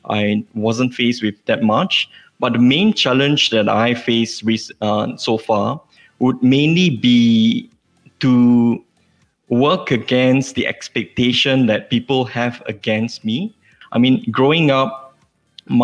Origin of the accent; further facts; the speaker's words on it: Sarikei, Sarawak, Malaysia; now in Kuala Lumpur, Malaysia; I am an Iban litigation lawyer from Kuala Lumpur. I came from Sarikei, Sarawak